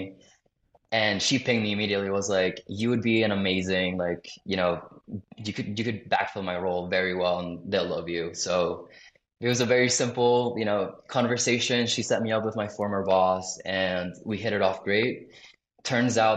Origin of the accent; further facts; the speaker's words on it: South Florida, United States; moved away as an adult; I grew up in Florida, I went to college in Florida